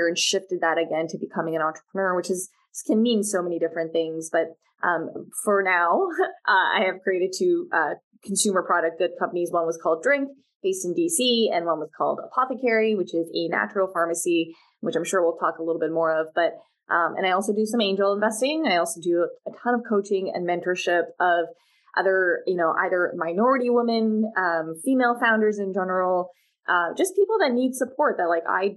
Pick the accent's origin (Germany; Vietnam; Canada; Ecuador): Canada; Vancouver, British Columbia; moved away; I was born and raised in Vancouver. I'm Canadian